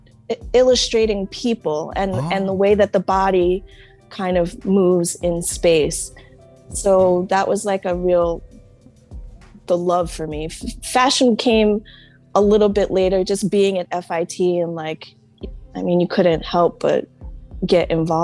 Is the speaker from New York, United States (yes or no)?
yes; Brentwood, New York, United States; also born or lived in Nyack, New York; we came from Nyack as little kids, Nyack up on the Hudson. Mm-hmm. But yes, I mean, we've been in Brentwood since, I guess we were six, seven